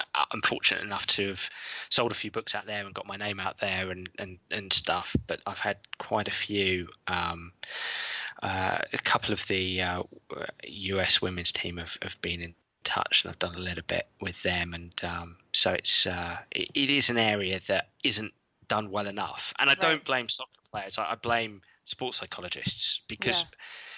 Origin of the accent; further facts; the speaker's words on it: England, United Kingdom; being English